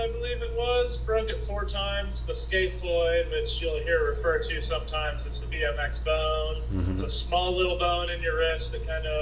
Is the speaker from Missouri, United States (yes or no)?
yes; St. Louis, Missouri, United States; moved away; I did most of my growing up in St. Louis.